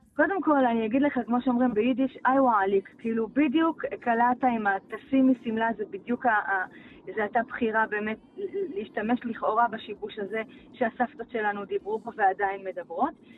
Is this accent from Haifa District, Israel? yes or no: no; Beit She'an, Northern District, Israel; אני ילידת בית שאן